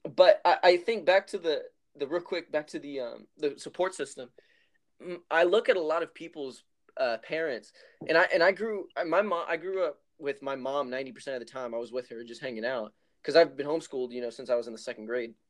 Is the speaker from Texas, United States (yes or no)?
yes; Helotes, Texas, United States; Yeah, I grew up in Helotes, uh, Texas.